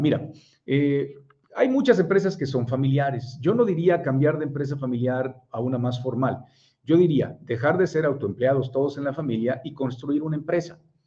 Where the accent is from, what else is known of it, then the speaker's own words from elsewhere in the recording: Monterrey, Nuevo León, Mexico; also born or lived in Puebla; soy de Puebla, pero tengo 42 años y tengo 41 años de vivir en Monterrey, o sea que soy regiomontano